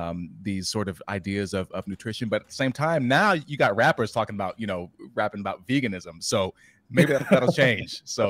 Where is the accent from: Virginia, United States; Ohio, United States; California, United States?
Virginia, United States; Newport News; even my hometown, Newport News